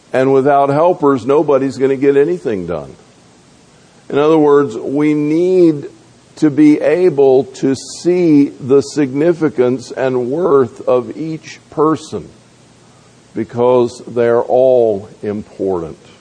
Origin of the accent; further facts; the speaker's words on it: the South, United States; moved away; also born or lived in North Georgia; I grew up in the South